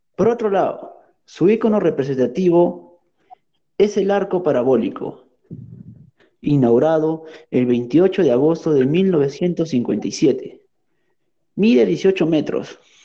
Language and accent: Spanish; Tacna, Peru; mi ciudad de origen